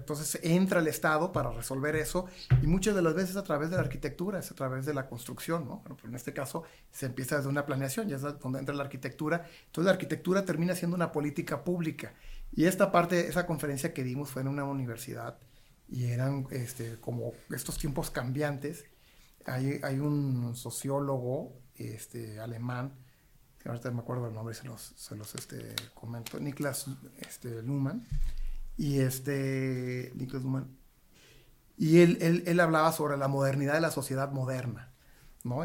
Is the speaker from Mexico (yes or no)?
yes; Nuevo Laredo, Tamaulipas, Mexico; Yo soy de Nuevo Laredo, Tamaulipas, yo soy de frontera